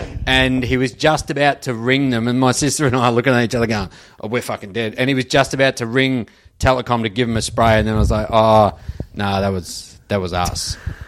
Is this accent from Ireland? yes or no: no; Australia; we're from Australia.